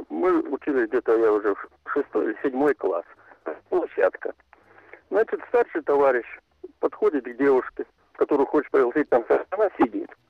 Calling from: Omsk, Omsk Oblast, Russia; also born or lived in Mirny; Я из Омска.

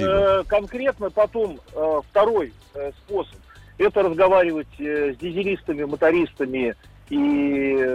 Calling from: Kaliningrad, Kaliningrad Oblast, Russia; Э, я звоню из Калининграда.

